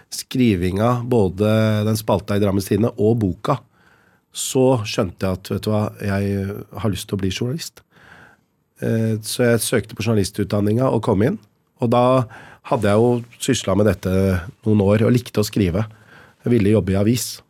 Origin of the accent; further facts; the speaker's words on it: Lier, Buskerud, Norway; Altså oppveksten i Lier. Hvordan var det? Hvordan kom dine foreldre? Hvordan er det? Og jeg fortalte som det var, at det var eh, kjempebra. Eh, oppvekst uten rasisme.